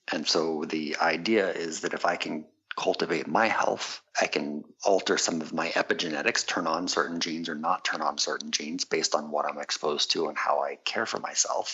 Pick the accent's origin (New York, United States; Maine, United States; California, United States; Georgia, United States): California, United States; San Diego; also born or lived in Quebec, Canada; I grew up in San Diego in part, and then in part in Quebec, Canada